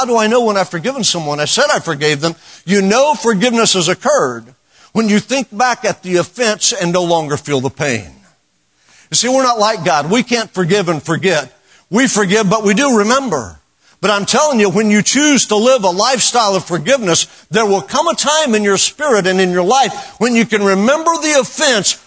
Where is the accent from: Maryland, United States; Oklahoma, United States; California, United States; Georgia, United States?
Oklahoma, United States; I know I'm from Oklahoma